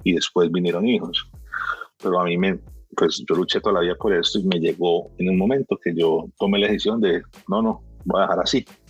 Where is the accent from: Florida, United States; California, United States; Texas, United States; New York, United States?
Florida, United States; Miami; moved away as an adult; also born or lived in Barranquilla, Colombia; now in Medellín, Colombia; Yo nací en Barranquilla, yo soy barranquillero. Eh, criado, obviamente, en Miami toda la vida